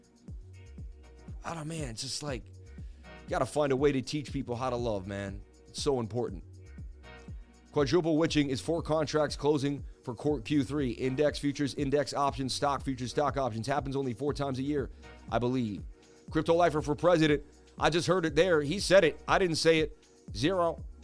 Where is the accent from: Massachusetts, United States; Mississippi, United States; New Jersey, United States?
Massachusetts, United States; Martha's Vineyard; moved away; I'm from Martha's Vineyard.